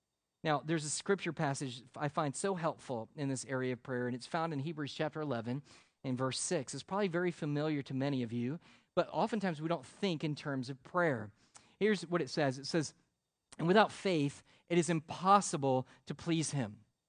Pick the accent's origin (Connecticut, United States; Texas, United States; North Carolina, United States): Connecticut, United States; also born or lived in South Florida; Where are you from? I said, originally Connecticut. He goes, and then where? And he goes, I go, South Florida.